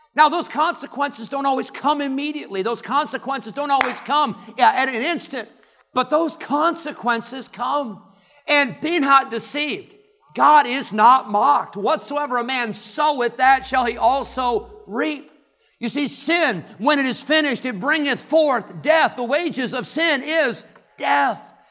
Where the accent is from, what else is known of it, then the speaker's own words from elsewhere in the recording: Illinois, United States; moved away as an adult; also born or lived in California; now in Roanoke Rapids, United States; I grew up in Illinois